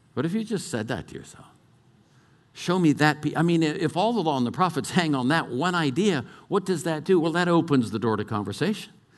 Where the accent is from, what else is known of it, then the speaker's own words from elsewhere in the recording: California, United States; moved away; also born or lived in Colorado; I was brought up in California